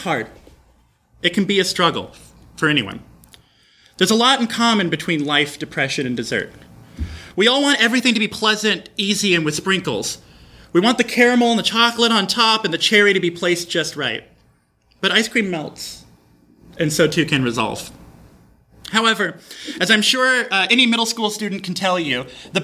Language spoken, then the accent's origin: English; Texas, United States; I'm from Texas.